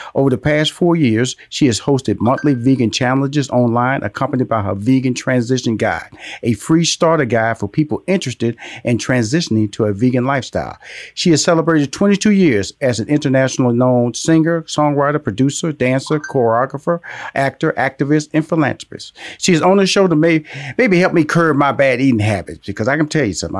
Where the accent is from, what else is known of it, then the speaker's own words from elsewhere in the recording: Houston, Texas, United States; I was born in Fifth Ward